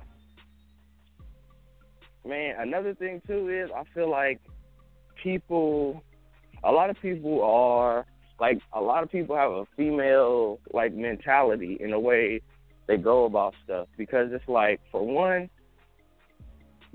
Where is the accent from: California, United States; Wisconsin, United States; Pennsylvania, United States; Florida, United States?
California, United States; the Bay Area; I'm from the Bay. We out in Cali